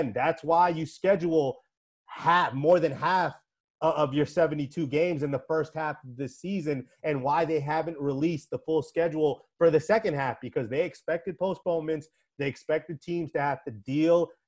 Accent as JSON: {"language": "English", "town": "New York City", "region": "New York", "country": "United States", "tie": "born or raised there", "said": "I'm a native New Yorker"}